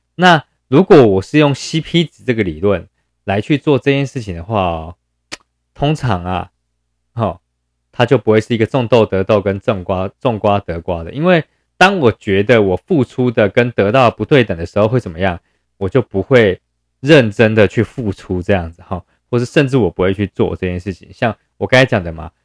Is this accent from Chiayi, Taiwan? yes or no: no; Yilan County, Taiwan; 因为我是宜兰人嘛